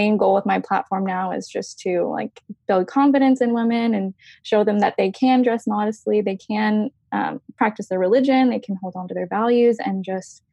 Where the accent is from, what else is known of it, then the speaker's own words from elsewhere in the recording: Tyler, Texas, United States; I was born and raised in East Texas in a little town called Tyler, and I still live there